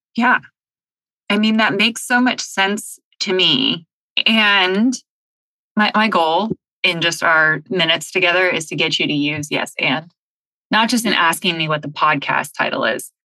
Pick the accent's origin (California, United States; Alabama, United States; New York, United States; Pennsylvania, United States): California, United States; Southern; I grew up in Southern California